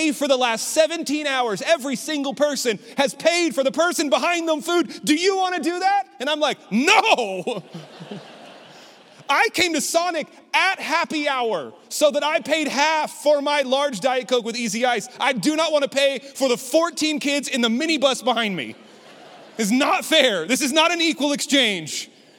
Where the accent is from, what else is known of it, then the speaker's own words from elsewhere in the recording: Lubbock, Texas, United States; I grew up in Lubbock, Texas